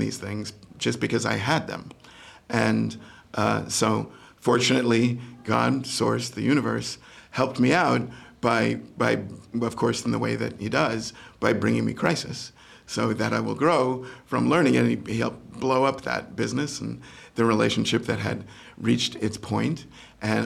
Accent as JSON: {"language": "English", "region": "New York", "country": "United States", "moved": "as an adult", "lives_now": "Los Angeles, United States", "said": "I come from New York"}